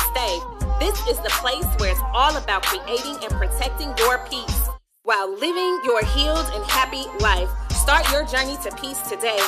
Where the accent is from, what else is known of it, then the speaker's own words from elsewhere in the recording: San Francisco, California, United States; the city by the bay. That's my hometown where it all goes down